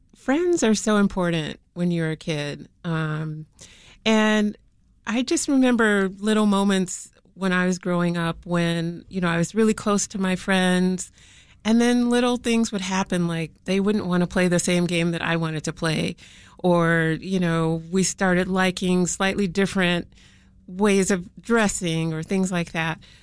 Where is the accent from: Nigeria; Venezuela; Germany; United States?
United States; Chicago, Illinois; growing up on the South Side of Chicago